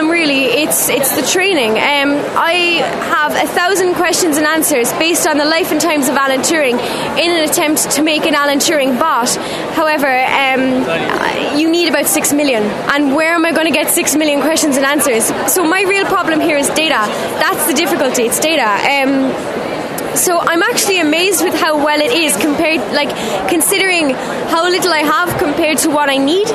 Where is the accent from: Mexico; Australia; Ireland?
Ireland; Blarney, Munster; I'm from Sculverag on Small in County Cork in Blarney